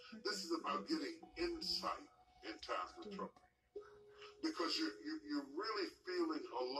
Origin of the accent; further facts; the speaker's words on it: West Virginia, United States; I grew up in West Virginia